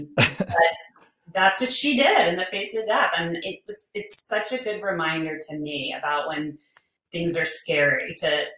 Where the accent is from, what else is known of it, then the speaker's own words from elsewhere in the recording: New Orleans, Louisiana, United States; moved away; also born or lived in San Antonio; my family, we grew up in New Orleans, right, smack in the city